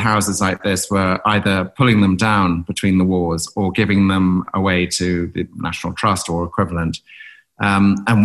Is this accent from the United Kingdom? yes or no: yes; North Norfolk, East of England, United Kingdom; moved away; also born or lived in Cape Town; We grew up in North Norfolk, 100 miles to the east